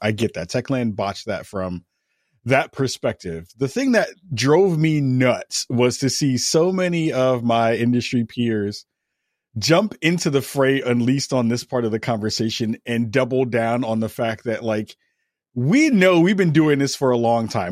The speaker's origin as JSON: {"language": "English", "region": "New York", "country": "United States", "said": "as a New Yorker"}